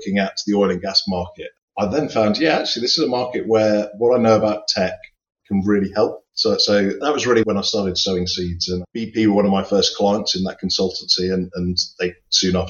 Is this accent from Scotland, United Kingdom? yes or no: no; Somerset, South West England, United Kingdom; now in Buckinghamshire, United Kingdom; I'm actually from the West Country originally. So the farming area of Britain. So I'm from the Somerset is where I grew up